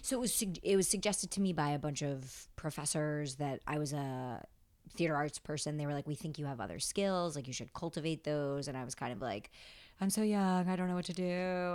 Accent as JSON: {"language": "English", "region": "upstate New York", "country": "United States", "tie": "born or raised there", "lives_now": "New York City, United States", "said": "I grew up upstate"}